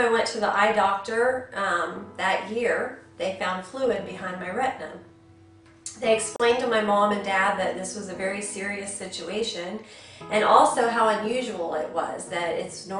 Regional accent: Minerva, Ohio, United States; also born or lived in Canton, Ohio; I was born in Canton, and my parents moved us to Minerva

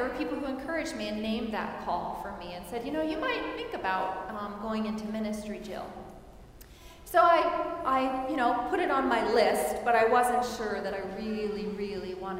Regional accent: Missouri, United States; moved away as an adult; also born or lived in St. Louis, Missouri; now in Wichita, United States; I am originally from Missouri, and I grew up in a small town there

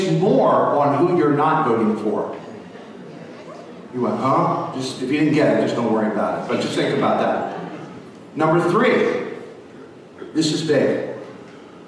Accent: Philadelphia, Pennsylvania, United States; I'm from Philadelphia

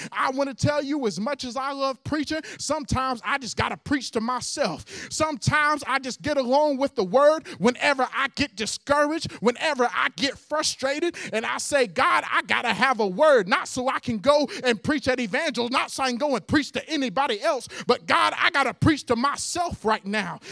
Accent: Hueytown, Alabama, United States; I used to go to Pittman, which now is called Huey Town Middle School

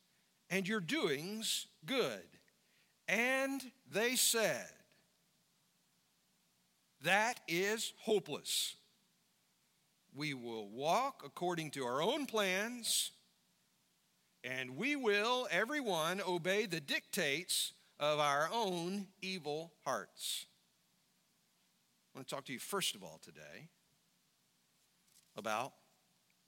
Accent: United States; as American Christians, what we have to understand as believers here in the United States of America

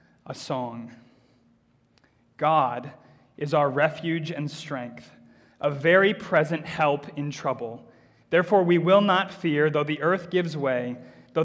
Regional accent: United States; moved away; when I was growing up in America

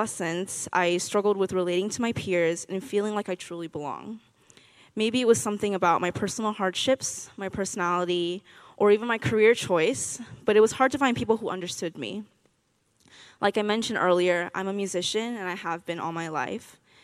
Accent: Orlando, Florida, United States; also born or lived in Taiwan / Tallahassee, Florida; I was born in Taiwan, and I moved to Orlando when I was 6

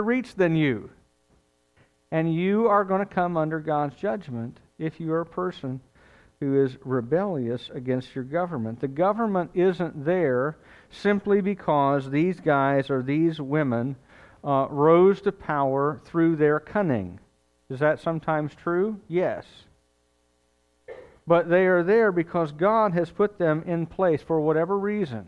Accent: United States; I'm an American

